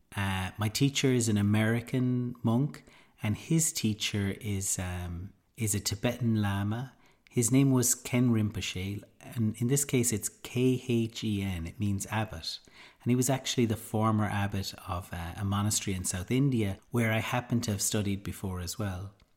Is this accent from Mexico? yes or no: no; Ireland; being Irish